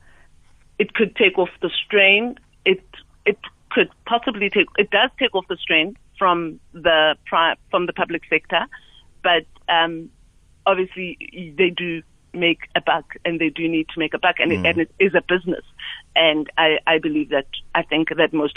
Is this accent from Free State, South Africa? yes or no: yes; QwaQwa, Free State, South Africa; moved away; I'm originally from the Free State. I grew up in Kwakwa, and my parents live in Bloemfontein